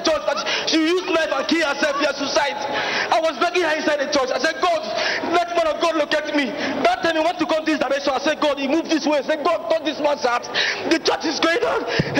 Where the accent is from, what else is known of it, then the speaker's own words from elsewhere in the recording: Imo, Nigeria; I'm from Imo State.